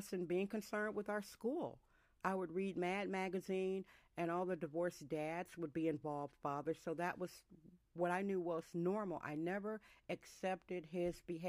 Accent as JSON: {"language": "English", "town": "Milwaukee", "region": "Wisconsin", "country": "United States", "said": "I'm from Milwaukee, Wisconsin"}